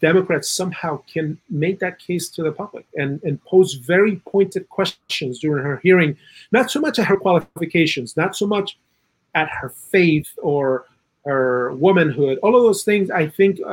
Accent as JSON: {"language": "English", "country": "Chile", "moved": "yes", "said": "In Chile, I'm originally from South America"}